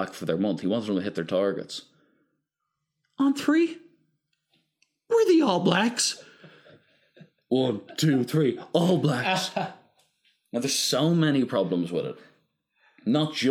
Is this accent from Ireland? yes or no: yes; Ireland; we're Irish